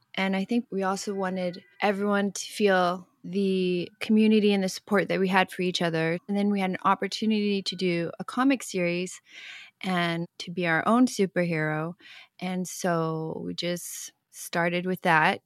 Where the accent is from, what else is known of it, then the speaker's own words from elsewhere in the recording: Hong Kong; moved away; I grew up in Hong Kong